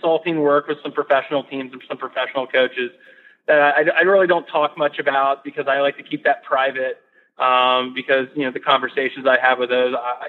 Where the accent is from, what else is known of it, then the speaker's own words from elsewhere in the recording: Gaithersburg, Maryland, United States; I come from Gaithersburg, Maryland, which is a pretty busy suburb just outside D.C.